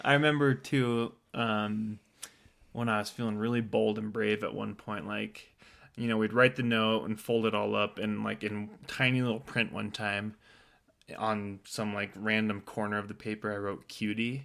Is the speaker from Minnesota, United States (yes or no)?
no; Temecula, California, United States; we're from Temecula is where, where we met. And so I've been living in Temecula for, I think, three years, two years maybe at that point